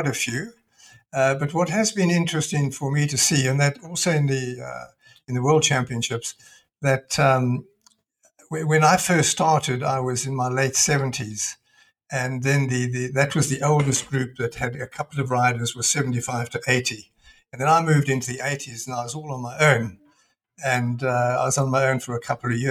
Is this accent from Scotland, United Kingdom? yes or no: yes; Scotland, United Kingdom; moved away; I was born in Scotland